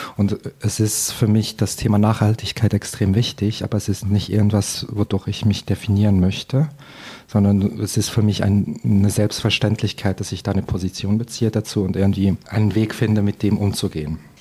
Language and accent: German; Fribourg, Switzerland; moved away as an adult; also born or lived in Paris; aufgewachsen in Fribourg und bin dann auch da auf dem Land äh, auf Deutsch zur Schule gegangen und bin eigentlich zweisprachig aufgewachsen